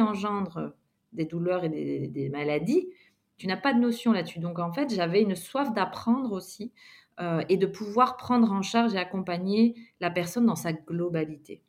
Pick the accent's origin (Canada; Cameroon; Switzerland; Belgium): Belgium; moved away as an adult; also born or lived in Montpellier / Réunion / Guadeloupe / Australia; je suis originaire de Belgique et donc, j'ai grandi euh, en Belgique jusqu'à l'âge euh, ben voilà, de 22 ans.